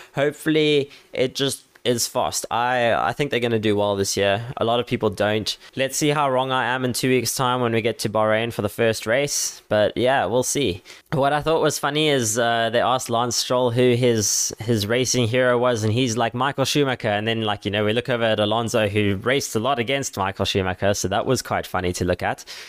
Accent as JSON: {"language": "English", "country": "South Africa", "said": "I'm a South African guy"}